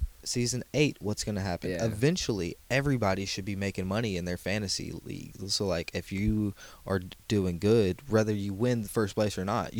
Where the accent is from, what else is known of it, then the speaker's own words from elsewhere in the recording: Texas, United States; I'm from Texas.